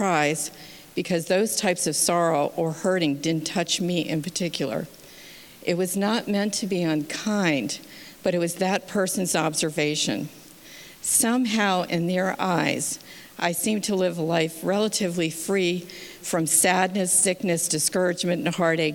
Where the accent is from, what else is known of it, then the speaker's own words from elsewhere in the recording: Massachusetts, United States; also born or lived in Schenectady, New York; I was born in 1953 in Schenectady, New York, and raised mostly in Massachusetts.